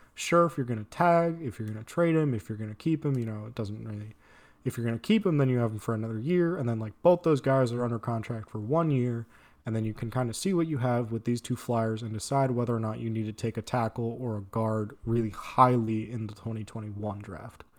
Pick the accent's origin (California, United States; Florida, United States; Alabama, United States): California, United States; San Diego; I'm from San Diego